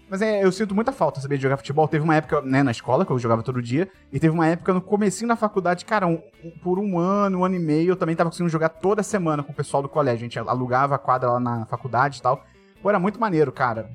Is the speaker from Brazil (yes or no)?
yes; Rio de Janeiro, Brazil; eu fiz escolinha quando era criança, fiz aí no B-Bola